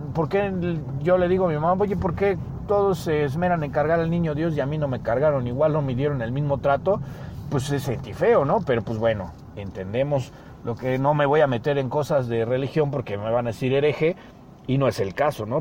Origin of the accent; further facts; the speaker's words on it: Mexico; porque somos mexicanos